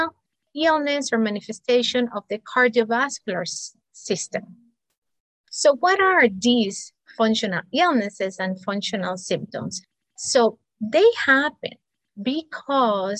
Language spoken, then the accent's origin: English; Cuba; moved away as an adult; also born or lived in Spain / United States; I'm an immigrant, multicultural, and because of that, I was born in Cuba, studied medicine in Spain, then moved to the United States for my specialty training.